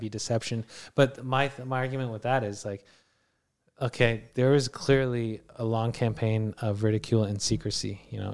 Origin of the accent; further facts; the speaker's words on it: Canada; we're Canadian citizens